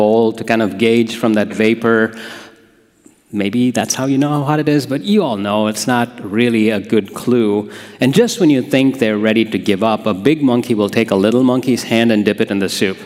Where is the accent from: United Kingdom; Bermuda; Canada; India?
India; now in Holland, United States; I grew up in a place called India